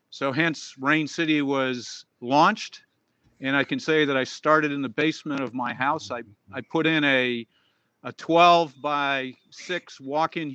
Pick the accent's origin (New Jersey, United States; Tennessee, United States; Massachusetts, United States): Massachusetts, United States; Boston; now in Scottsdale, United States; I grew up in Boston